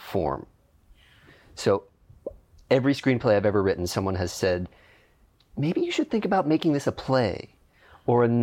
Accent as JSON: {"language": "English", "town": "Pittsburgh", "region": "Pennsylvania", "country": "United States", "also_born_or_lived": "New York", "moved": "yes", "lives_now": "Los Angeles, United States", "said": "I am from Pittsburgh, Pennsylvania"}